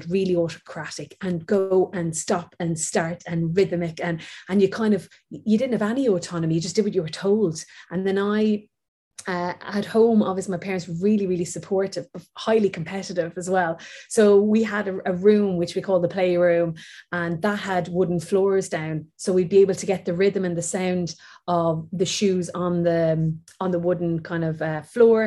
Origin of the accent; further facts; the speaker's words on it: Waterford, Munster, Ireland; moved away; I'm from Waterford, where the Waterford Crystal is